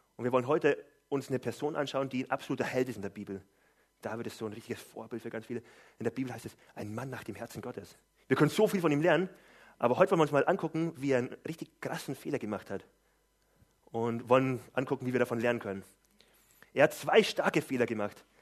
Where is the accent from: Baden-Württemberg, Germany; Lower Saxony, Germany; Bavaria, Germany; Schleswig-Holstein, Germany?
Lower Saxony, Germany; Gifhorn; Ich komme aus Gifhorn